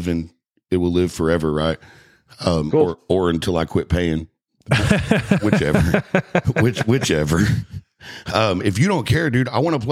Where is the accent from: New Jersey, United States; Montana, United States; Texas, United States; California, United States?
Texas, United States; Leonard; I grew up in Leonard, so Greenville was our cruise.